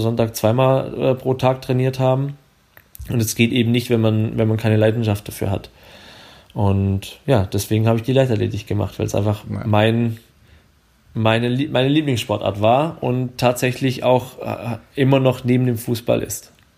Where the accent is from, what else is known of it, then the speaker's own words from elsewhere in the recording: Swabia, Baden-Württemberg, Germany; accent: Swabian; ich komme ja aus dem Schwäbischen, wie man es vielleicht hört